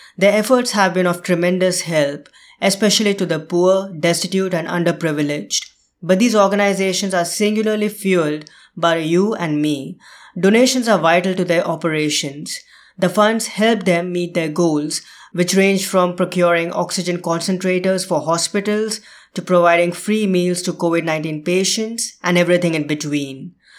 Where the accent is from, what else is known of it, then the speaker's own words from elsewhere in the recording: India; moved away; India, my home country